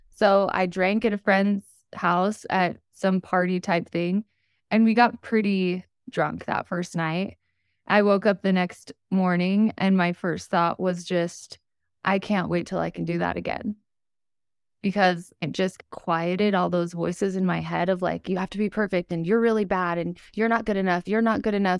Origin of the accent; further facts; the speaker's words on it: Utah, United States; So, I was born and raised in Utah. I still live here today.